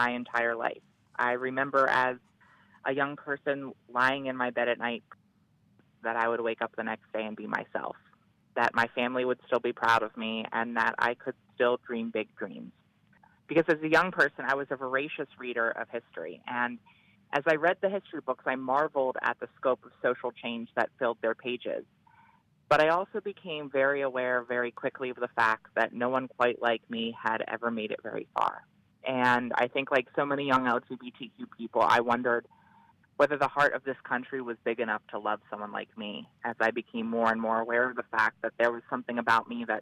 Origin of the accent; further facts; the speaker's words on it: Delaware, United States; I began working first in my home state of Delaware